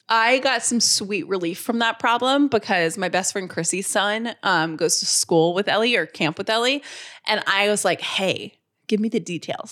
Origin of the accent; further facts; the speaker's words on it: Georgia, United States; I'm from Georgia